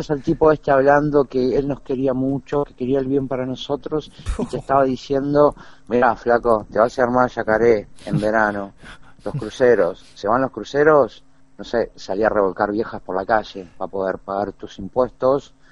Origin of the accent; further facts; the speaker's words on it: Argentina; now in Uruguay; yo nací en Uruguay, hace dos años que volví, toda mi vida, la mayor parte de mi vida la viví en Argentina.